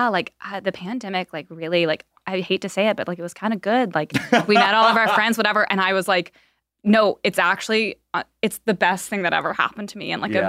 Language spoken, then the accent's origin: English; Chattanooga, Tennessee, United States; now in Los Angeles, United States; I'm from Tennessee.